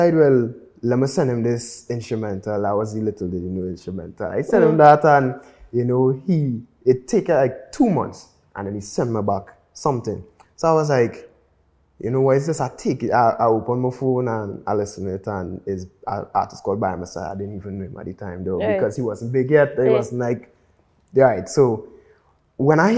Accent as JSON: {"language": "English", "country": "Trinidad & Tobago", "said": "I'm from Trinidad"}